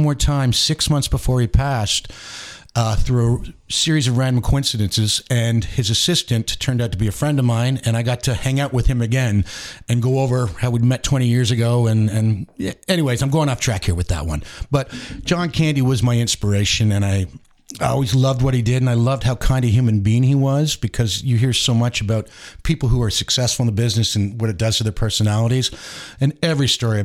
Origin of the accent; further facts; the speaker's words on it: Mississauga, Ontario, Canada; moved away as an adult; also born or lived in Bala, Ontario; now in Huntsville, Canada; I'm actually from Mississauga